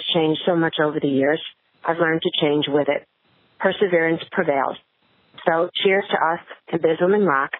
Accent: New York City, New York, United States; I've been a medical doctor for many years. I'm born and raised in New York City, went to medical school here, trained here, taught here, work and run our businesses here.

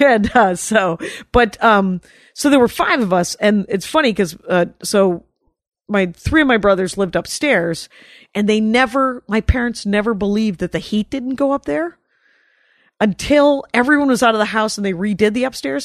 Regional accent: Milwaukee, Wisconsin, United States; we're from Milwaukee.

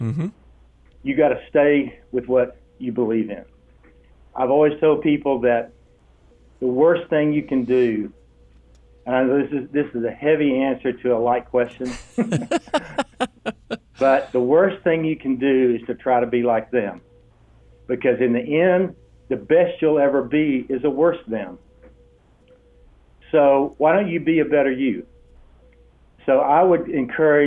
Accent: Brownwood, Texas, United States; I was known that in Brownwood, Texas.

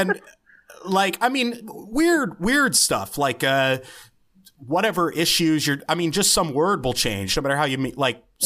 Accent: the South, United States; I grew up in the South

